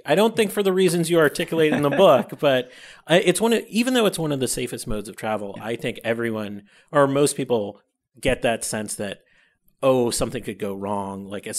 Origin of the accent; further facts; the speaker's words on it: Buffalo, New York, United States; So I'm from Buffalo, New York